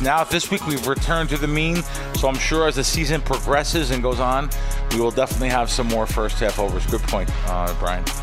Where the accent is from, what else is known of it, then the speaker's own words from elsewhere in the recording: New Jersey, United States; also born or lived in New York; I grew up in North Jersey, New York